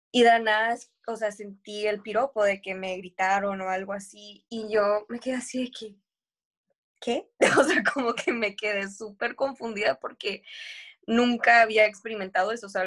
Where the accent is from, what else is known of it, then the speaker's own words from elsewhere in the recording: Tijuana, Baja California, Mexico; now in Australia; era mucho como crecí cuando estaba en Tijuana, pero definitivamente cuando me vine a Australia me liberé